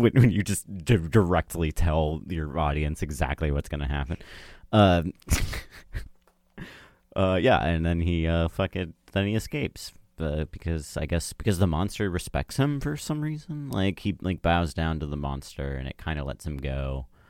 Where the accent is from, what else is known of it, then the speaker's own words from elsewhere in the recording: United States; I'm American